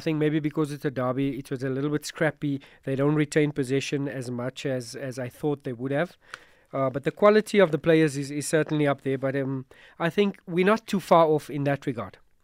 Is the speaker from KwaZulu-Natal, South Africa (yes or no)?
no; Johannesburg, Gauteng, South Africa; I'm from Joburg